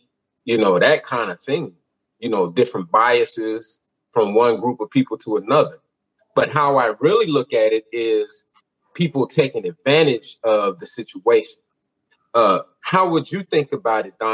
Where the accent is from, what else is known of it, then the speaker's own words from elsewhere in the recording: United States; I'm from America. I was born here. I was raised here